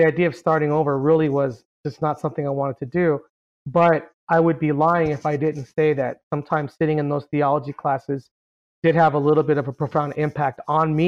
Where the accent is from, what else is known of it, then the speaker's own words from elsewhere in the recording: Carson, California, United States; I was born and raised in Carson, California